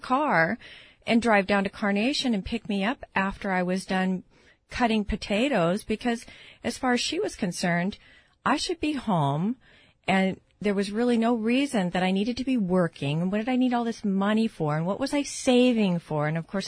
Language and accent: English; Seattle, Washington, United States; back in the 60s, growing up in Seattle on 33rd and 73rd